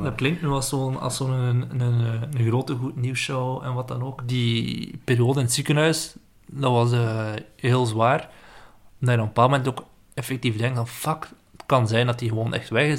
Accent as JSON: {"language": "Dutch", "region": "West Flanders", "country": "Belgium", "moved": "as an adult", "lives_now": "Ghent, Belgium", "said": "ik kom uit West-Vlaanderen"}